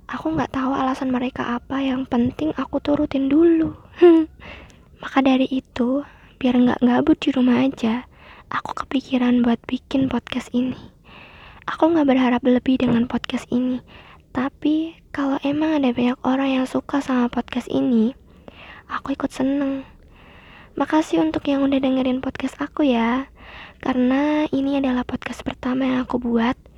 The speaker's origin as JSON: {"language": "Indonesian", "region": "East Java", "country": "Indonesia", "lives_now": "Surakarta, Indonesia", "said": "Aku asli orang Jawa Timur, tapi aku tinggal di Solo. Ayah aku dari Tawangmangu dan ibu aku dari Pacitan."}